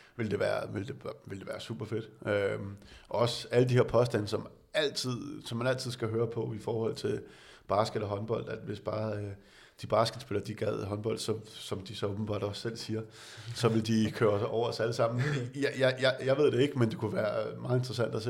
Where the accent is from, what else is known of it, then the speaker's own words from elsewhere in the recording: Denmark; som dansker